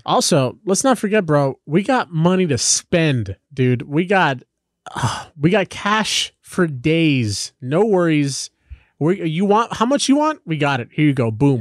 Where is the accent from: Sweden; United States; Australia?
United States; Los Angeles, California; growing up in Los Angeles